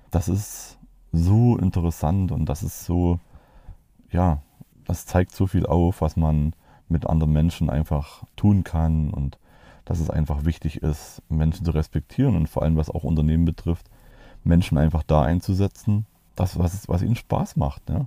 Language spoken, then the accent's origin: German; East Germany, Germany; also ich bin im Osten aufgewachsen, genau wie der, mein Kumpel